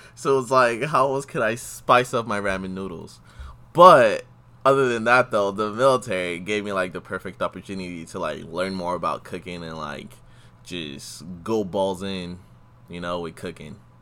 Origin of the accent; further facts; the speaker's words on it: Houston, Texas, United States; moved away; also born or lived in Los Angeles; I'm from Houston, Texas